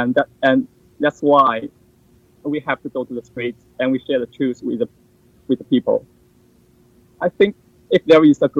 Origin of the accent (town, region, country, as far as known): China; now in Munich, Germany